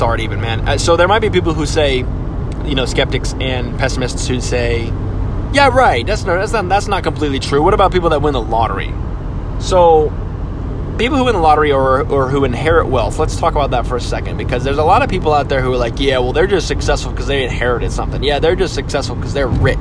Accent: Phoenix, Arizona, United States; I'm only from the West Side of Phoenix

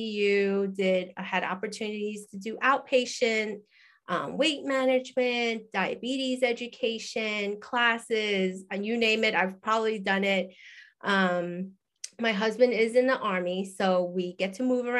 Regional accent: New York, United States; moved away as an adult; also born or lived in Hawaii; I'm originally from New York, grew up there

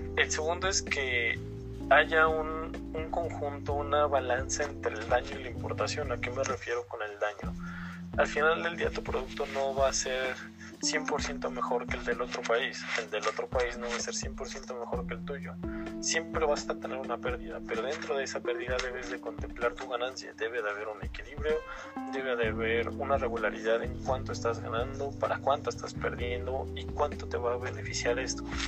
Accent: Mexico; yo como mexicano

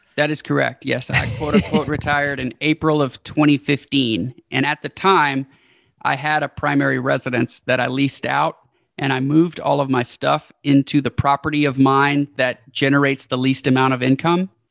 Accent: Houston, Texas, United States; we've been staying in the hometown where we're from, which is Houston.

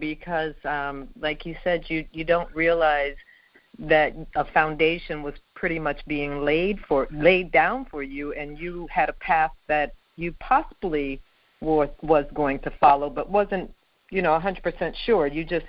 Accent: New York, United States; I came from New York talking about, let me fry you some chicken.

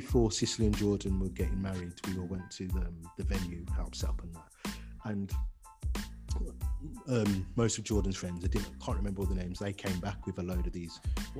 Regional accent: Jamaica; Like, being Jamaican and that, I should technically, but I don't like oxtail.

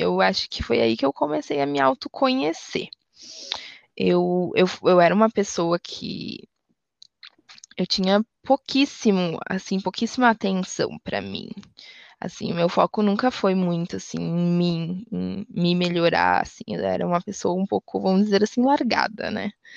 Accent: Rio Grande do Sul, Brazil; Eu sou gaúcha

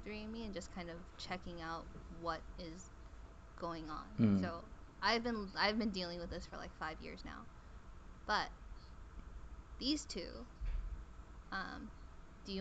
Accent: China; I was born in China, but my entire family is Korean, basically.

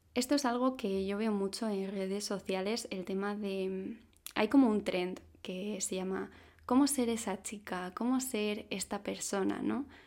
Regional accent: Madrid, Community of Madrid, Spain; tengo 26 años, soy de Madrid

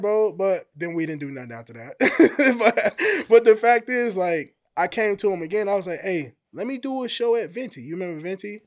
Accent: Hammond, Indiana, United States; moved away as an adult; I'm from Hammond, Indiana. So, uh, I came out here probably like a year ago.

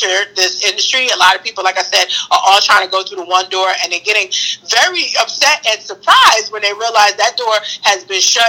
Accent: New York City, New York, United States; I'm from Brooklyn

